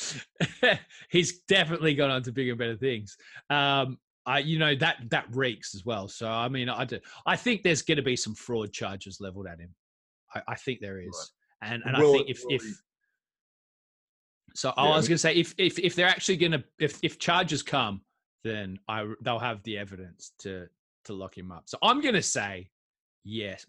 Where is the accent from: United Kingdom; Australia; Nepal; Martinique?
Australia; moved away; I'm an Aussie guy